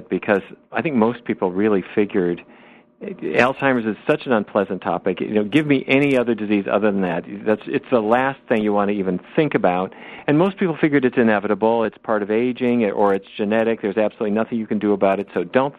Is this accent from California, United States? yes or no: no; Fargo, North Dakota, United States; When I was growing up in Fargo, North Dakota